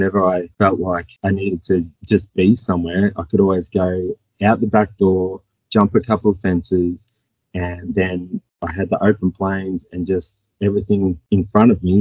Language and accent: English; Echuca, Victoria, Australia; I grew up in Echuca, small country town on the border of the Murray River. So yeah, pretty small town. Just a town kid.